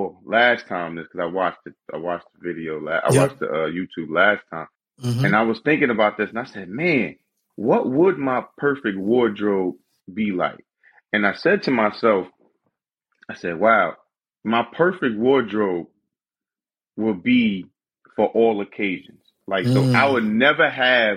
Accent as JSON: {"language": "English", "town": "Paterson", "region": "New Jersey", "country": "United States", "tie": "born or raised there", "also_born_or_lived": "Bergen County, New Jersey", "said": "So I was born in Bergen County, but I was raised in Paterson, New Jersey"}